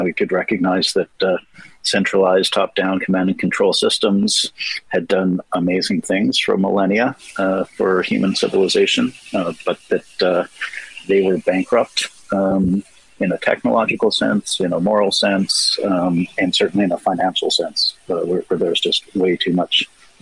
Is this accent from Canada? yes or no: yes; Toronto, Ontario, Canada; I'm from Toronto